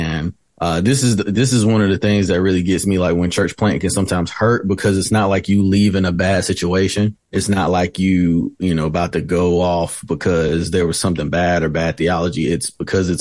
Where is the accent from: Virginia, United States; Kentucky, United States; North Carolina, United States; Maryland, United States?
North Carolina, United States; Winston-Salem; now in High Point, United States; I'm born and raised in Winston-Salem, recently moved to High Point